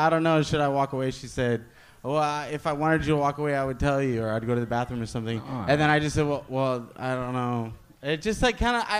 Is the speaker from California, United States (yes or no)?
yes; Glendora, California, United States; No, I'm actually from Glendora.